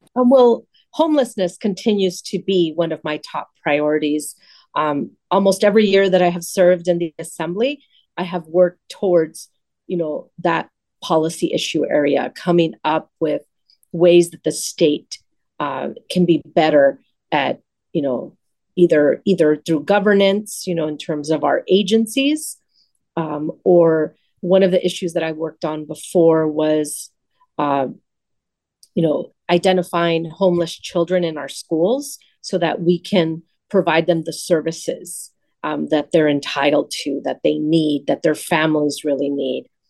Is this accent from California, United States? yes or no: yes; Los Angeles, California, United States; I grew up in Pacoima, a little bit north of here